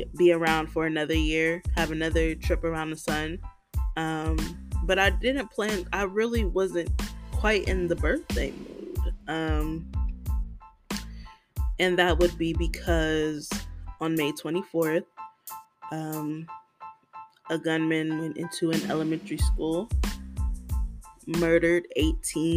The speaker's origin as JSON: {"language": "English", "country": "United States", "said": "being an American"}